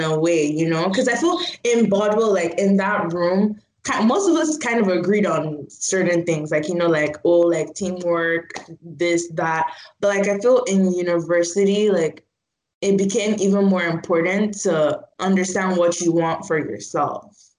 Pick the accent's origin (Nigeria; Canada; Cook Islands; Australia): Nigeria; Port Harcourt, Rivers State; I'm from Port Harcourt, so that's like in the south.